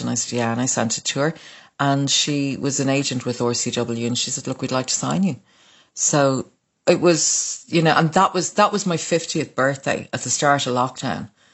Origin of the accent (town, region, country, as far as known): Dublin, Leinster, Ireland; born or raised there; also born or lived in Waterford, Ireland